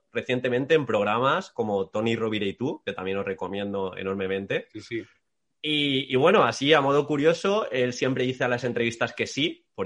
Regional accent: Valencian Community, Spain; soy de Comunidad Valenciana

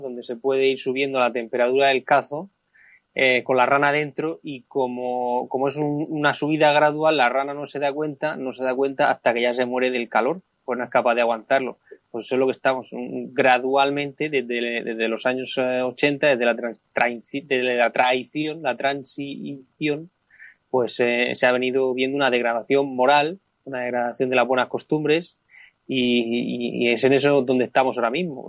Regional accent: Spain; now in England, United Kingdom; unos pocos de unos muchos millones que somos los españoles

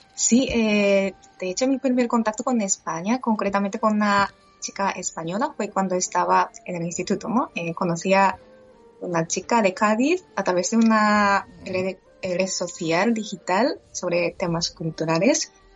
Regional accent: Japan; Spanish is a second language; moved away as an adult; also born or lived in Madrid, Spain; now in Barcelona, Spain; regresar a Japón

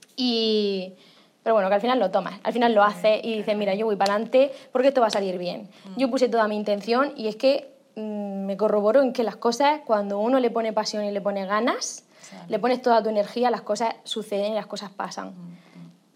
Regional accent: Alhama de Murcia, Region of Murcia, Spain; Yo soy de un pueblo, de Alama de Murcia, bueno, de Murcia, que se llama Alama de Murcia

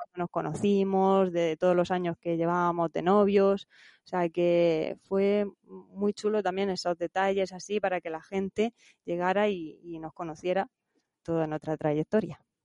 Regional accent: Santa Cruz, Region of Murcia, Spain; en mi pueblo, en Santa Cruz, Murcia

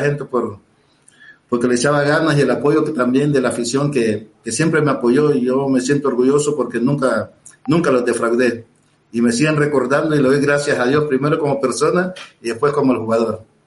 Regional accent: Puerto Cortés, Cortés, Honduras; moved away as an adult; also born or lived in Torreón, Mexico; Puerto Cortés, donde yo nací. Yo a los 17 años jugué ahí

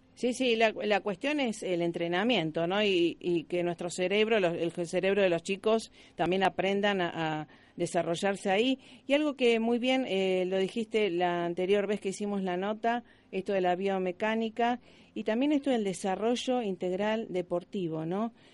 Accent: Argentina; los argentinos somos este resultadistas

